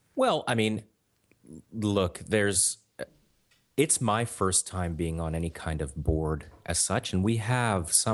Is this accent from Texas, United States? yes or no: no; Pittsburgh, Pennsylvania, United States; moved away as an adult; also born or lived in New York; now in Los Angeles, United States; growing up in Pittsburgh